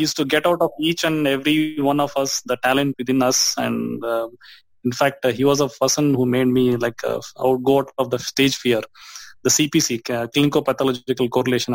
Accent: Dharwad, Karnataka, India; I was born in Dharwad. It's a central part of Karnataka, uh-huh. India

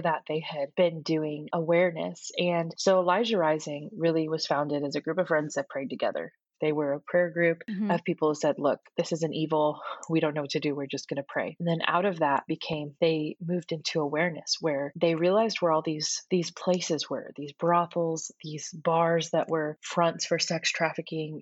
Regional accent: Houston, Texas, United States; my hometown of Houston, Texas

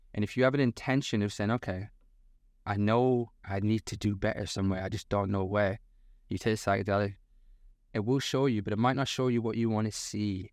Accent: the north of England, United Kingdom; moved away; also born or lived in London; I'm from the North

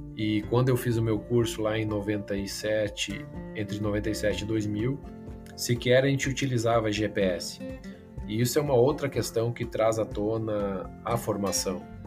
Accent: Frederico Westphalen, Rio Grande do Sul, Brazil; eu nasci no interior, em Frederico Westphalen, e tive o incentivo do meu pai, que sempre foi empresário. Então, desde muito cedo, acabei é, trabalhando com ele dentro da empresa.

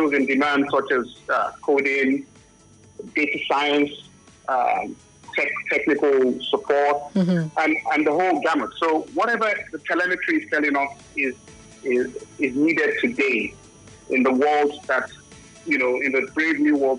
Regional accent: Nigeria; I'm Nigerian

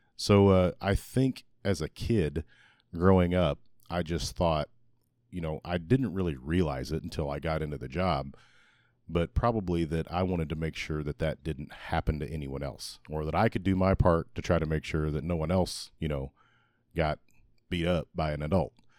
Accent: Republic, Missouri, United States; born or raised there

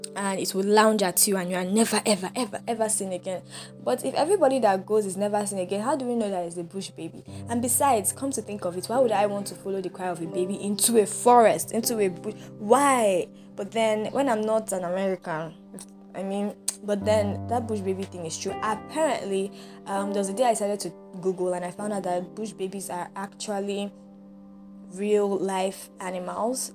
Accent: Nigeria

